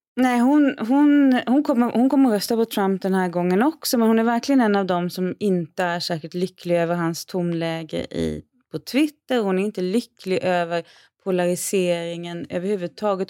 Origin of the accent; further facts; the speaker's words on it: Sweden; hemma i Sverige